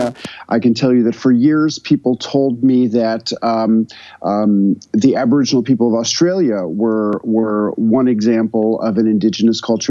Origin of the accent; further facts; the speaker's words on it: New York City, New York, United States; moved away as an adult; now in Tennessee, United States; I moved from New York to a community in rural Tennessee